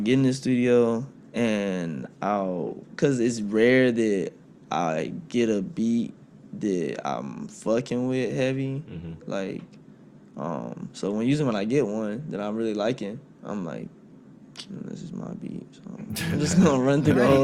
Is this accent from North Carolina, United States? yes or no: yes; Rocky Mount, North Carolina, United States; moved away as an adult; also born or lived in Orlando, Florida; Rocky Mount's home. North Carolina's home. Yeah, that's all my hometown